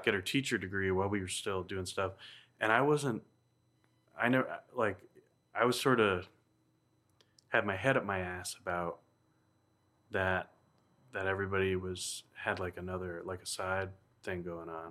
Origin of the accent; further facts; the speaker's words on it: New Hampshire, United States; my hometown in Kentucky, New Hampshire